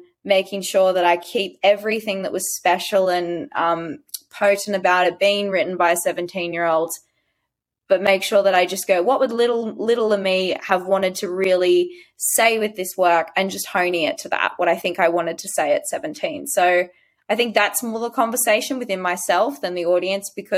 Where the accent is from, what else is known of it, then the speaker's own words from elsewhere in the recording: Sydney, New South Wales, Australia; I'm from Western Sydney, so I talk as I do.